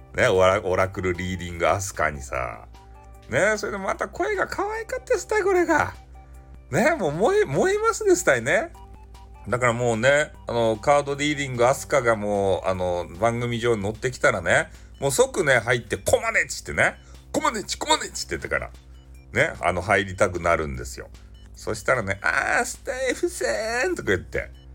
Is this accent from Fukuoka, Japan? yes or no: yes; Fukuoka, Japan; accent: Hakata dialect; 俺と同じ博多弁